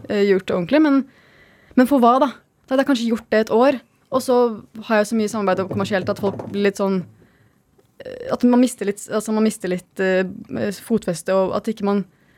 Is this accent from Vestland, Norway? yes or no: no; Skien, Telemark, Norway; moved away; also born or lived in Oslo / Lofoten; på Gulset, der vi kommer fra i Skien.